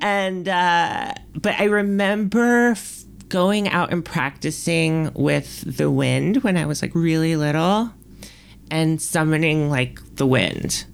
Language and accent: English; New York City, New York, United States; moved away as an adult; now in Los Angeles, United States; I was born and raised there, like, spent my entire life there.